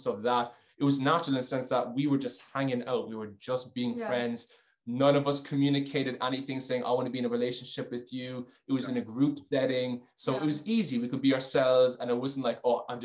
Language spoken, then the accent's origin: English; Ireland; now in Geneva, Switzerland; I'm Irish. I'm a huge Irish man.